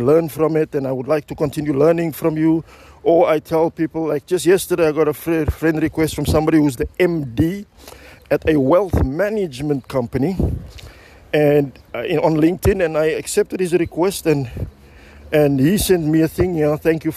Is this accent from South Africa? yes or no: yes; Cape Town, Western Cape, South Africa; I'm also from the Cape Flats